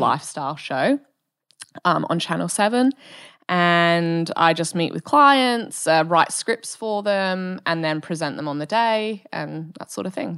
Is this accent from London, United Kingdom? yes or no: no; Bristol, South West England, United Kingdom; also born or lived in Wales / Germany; now in Perth, Australia; from the U K, from Bristol, um, which is like, I sort of grew up in the countryside